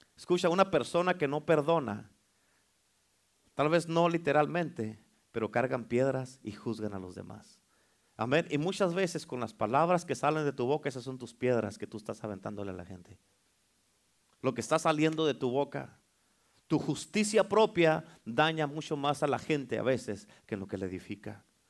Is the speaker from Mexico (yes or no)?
yes; Mexico; now in United States; Uno como mexicano